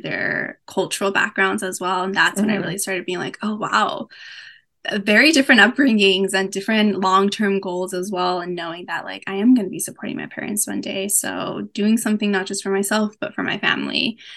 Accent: Los Angeles, California, United States; born and raised

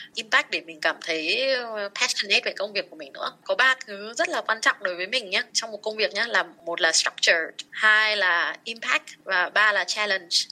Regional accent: Vietnam; mình là người Việt Nam

